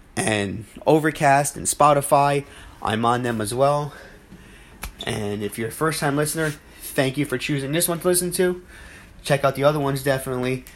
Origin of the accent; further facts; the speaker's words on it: New Jersey, United States; my hometown, well, my home state, I should say, of New Jersey